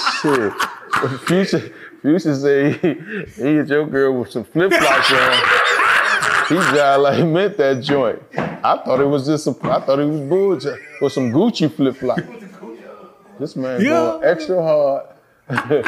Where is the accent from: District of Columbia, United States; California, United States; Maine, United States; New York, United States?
District of Columbia, United States; Washington; I'm from Washington, D.C.